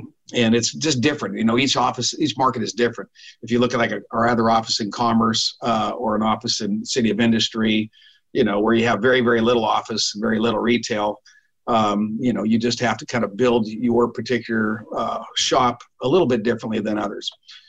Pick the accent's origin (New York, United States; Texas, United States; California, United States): California, United States; Davis; moved away as an adult; I ended up down in Southern California, kind of via accident, not really, but I was a young little kid growing up in Northern California in Davis